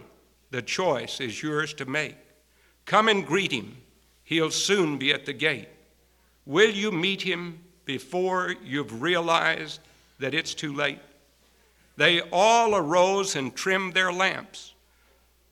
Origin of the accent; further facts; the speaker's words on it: Texas, United States; moved away; I grew up out in Texas under some pretty good country preaching